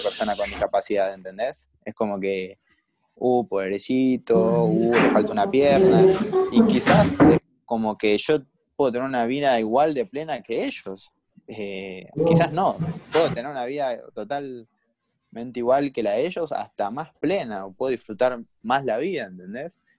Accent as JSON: {"language": "Spanish", "town": "Escobar", "region": "Buenos Aires Province", "country": "Argentina", "said": "yo soy de Escobar, o sea, de la zona norte de, del Gran Buenos Aires"}